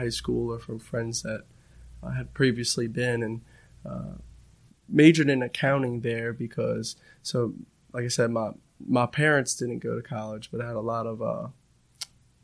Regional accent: Metairie, Louisiana, United States; born and raised in Metairie, Louisiana, right outside New Orleans.

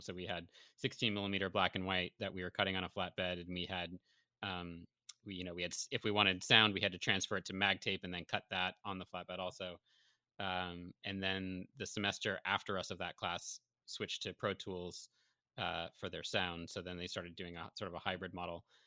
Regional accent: Syracuse, New York, United States; now in Los Angeles, United States; I'm originally from Syracuse, but I have a bunch of family here in L

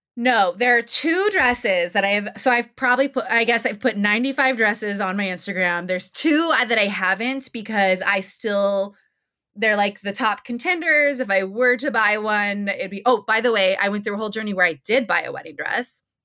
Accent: New Mexico, United States; I'm from New Mexico

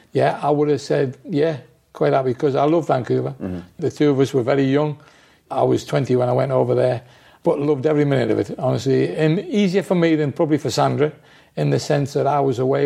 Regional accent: Newcastle upon Tyne, North East England, United Kingdom; I'm from Newcastle

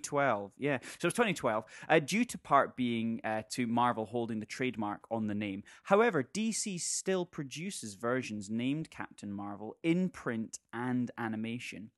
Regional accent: Scotland, United Kingdom; we're Scottish

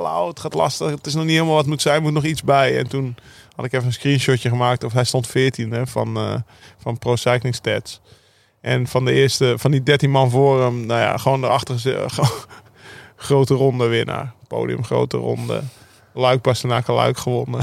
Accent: Netherlands; daar keken we ook naar als Nederlanders

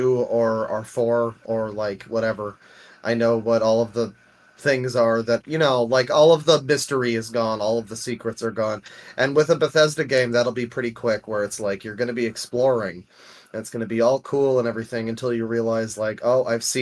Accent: Canada; I am the Canadian

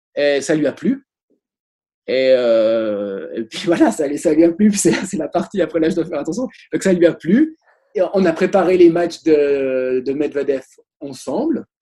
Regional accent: Switzerland; Je suis suisse

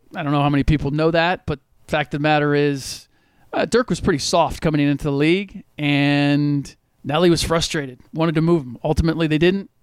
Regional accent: Cincinnati, Ohio, United States; moved away as an adult; also born or lived in New York / San Diego / New Hampshire / Washington, D.C.; now in Bay Area, United States; I was born and raised in Cincinnati

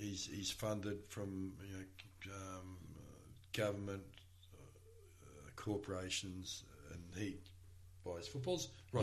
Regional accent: Melbourne, Victoria, Australia; growing up in East Preston, when I did, and having the the very peculiar upbringing I had, living in a family with mental health issues and drugs and alcohol

